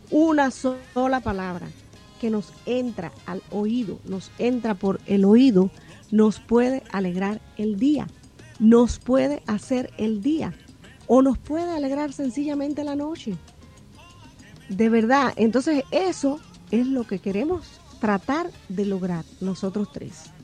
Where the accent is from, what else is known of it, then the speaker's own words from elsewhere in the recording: Banes, Holguín, Cuba; en mi Cuba, mi Cuba natal, en mi pueblo, porque yo soy de la parte oriental de Cuba, de la provincia de Holguín, un pueblecito llamado Vanes, al cual amo y el cual recuerdo con mucho cariño